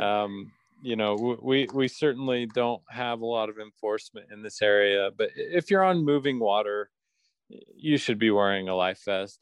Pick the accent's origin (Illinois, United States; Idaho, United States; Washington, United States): Idaho, United States; Pocatello; I grew up in Pocatello